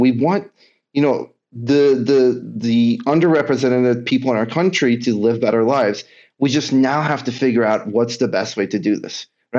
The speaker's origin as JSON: {"language": "English", "region": "Kentucky", "country": "United States", "tie": "born or raised there", "said": "a lot of us, again, growing up in Kentucky, I went to school in upstate New York, very liberal school, totally different than what I was anything used to."}